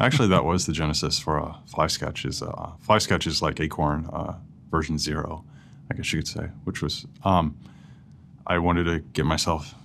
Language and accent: English; St. Louis, Missouri, United States; also born or lived in Columbia, Missouri; I grew up in St. Louis